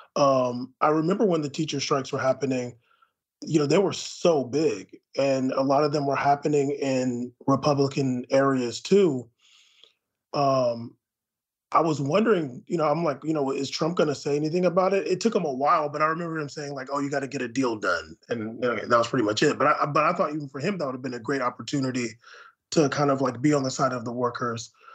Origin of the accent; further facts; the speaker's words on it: San Diego, California, United States; I grew up in San Diego